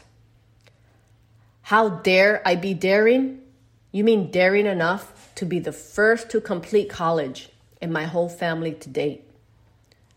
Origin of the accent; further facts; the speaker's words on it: New York City, New York, United States; Growing up in the Bronx, New York, I lived in a house